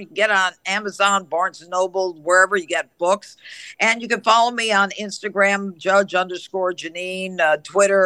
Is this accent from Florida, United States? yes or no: no; New York, United States; I'm a New Yorker